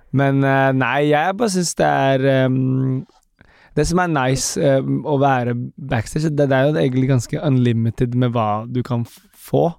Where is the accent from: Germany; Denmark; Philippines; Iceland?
Philippines; now in Norway; jeg er fra Filippinene